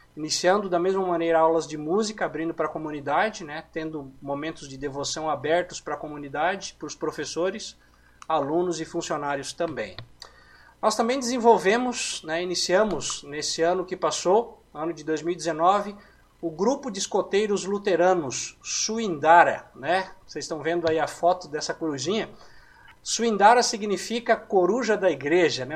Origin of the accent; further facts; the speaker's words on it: Palotina, Paraná, Brazil; now in Mandaguari, Brazil; sou natural de Palotina, no Paraná